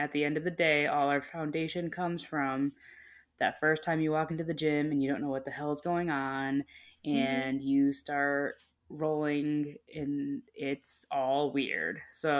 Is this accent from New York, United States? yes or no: no; Connecticut, United States; now in Florida, United States; I came down to Florida, where I now live. I was from Connecticut, and I met my now fiance and father of my daughter while training at a gym down here.